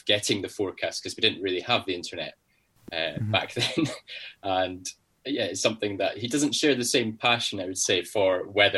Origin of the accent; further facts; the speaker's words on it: Newtonmore, Scotland, United Kingdom; moved away as an adult; now in London, United Kingdom; growing up in Scotland, being in the heart of the Cairngorms National Park, as you mentioned, in a very small town called Newton Moor